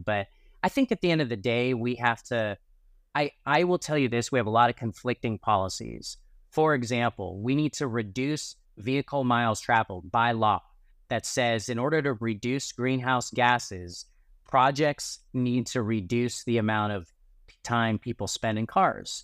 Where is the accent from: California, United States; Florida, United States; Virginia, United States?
California, United States; as a Californian